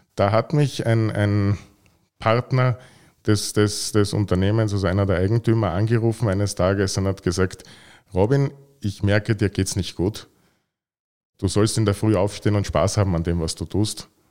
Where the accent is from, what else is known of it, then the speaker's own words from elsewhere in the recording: Vienna, Austria; moved away as an adult; now in Carinthia, Austria; Ich bin Wiener